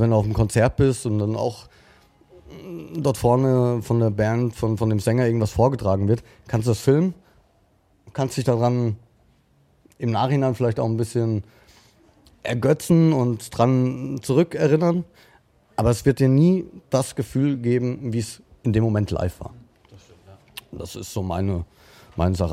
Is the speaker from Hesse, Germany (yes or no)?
yes; Frankfurt, Hesse, Germany; ich bin Frankfurter Bub